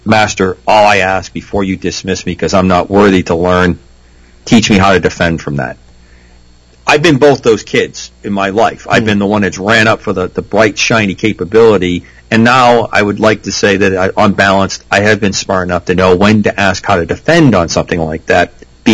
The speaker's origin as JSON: {"language": "English", "region": "New England", "country": "United States", "tie": "born or raised there", "moved": "as an adult", "said": "I grew up in New England. I was away for a long time in the military. I've been back about 10, 12 years. I just love Rhode Island"}